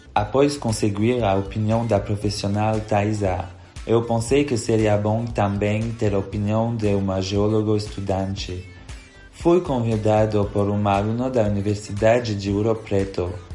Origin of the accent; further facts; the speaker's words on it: Belgium; Portuguese is a second language; moved away as an adult; now in Brazil; como podem perceber pelo meu sotaque, eu não sou daqui, embora eu quiser ser. Na verdade, eu sou belga